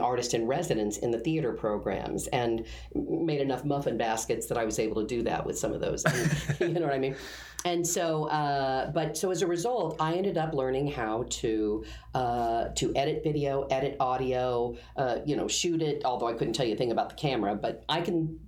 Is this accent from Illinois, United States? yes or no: no; Derby, Kansas, United States; moved away as an adult; also born or lived in Wichita, Kansas; I'm from Kansas, Wichita, grew up around there. I was a Derby child. I was in Derby, Kansas, which is a bedroom community outside of Wichita.